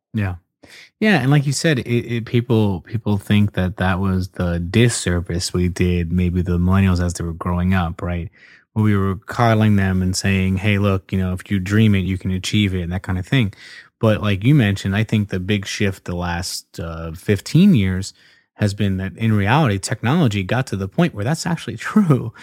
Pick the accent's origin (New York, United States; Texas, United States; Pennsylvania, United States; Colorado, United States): Pennsylvania, United States; Philadelphia; moved away; I'm a Philadelphia Eagles fan, where I used to be from